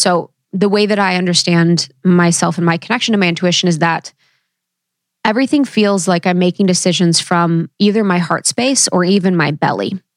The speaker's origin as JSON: {"language": "English", "region": "Ohio", "country": "United States", "tie": "born or raised there", "said": "growing up in Ohio, no one really talked about their intuition"}